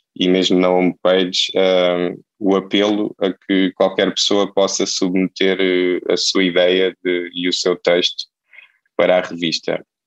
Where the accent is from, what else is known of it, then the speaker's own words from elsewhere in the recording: Setúbal, Portugal; moved away as an adult; now in Lisbon, Portugal; eu eu nasci em Setúbal